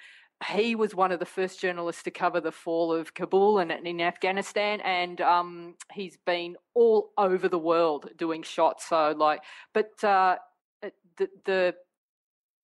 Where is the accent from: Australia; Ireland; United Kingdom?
Australia; I'm Australian. I was born here. I'm a proud Australian